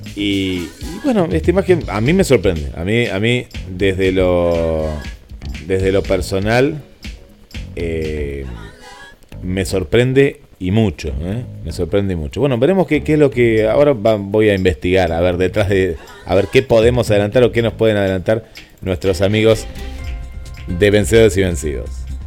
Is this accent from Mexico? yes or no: no; Argentina